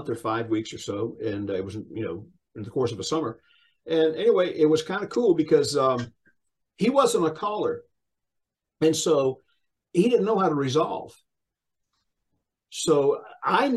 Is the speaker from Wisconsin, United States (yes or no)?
no; Sumter, South Carolina, United States; I'm originally from Sumter, South Carolina, a little small town